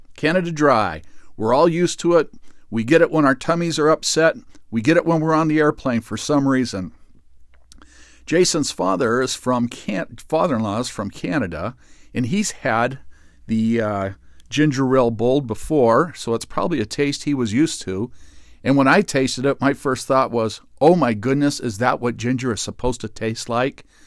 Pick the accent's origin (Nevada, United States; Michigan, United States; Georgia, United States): Nevada, United States; North Las Vegas; growing up in North Las Vegas